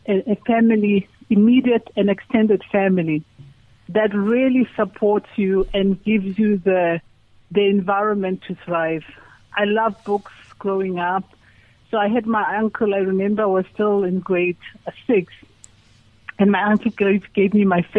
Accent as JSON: {"language": "English", "region": "Mpumalanga", "country": "South Africa", "tie": "born or raised there", "also_born_or_lived": "Durban, KwaZulu-Natal", "moved": "as an adult", "said": "I was born in Mpumalanga, Engodini, Namaporo"}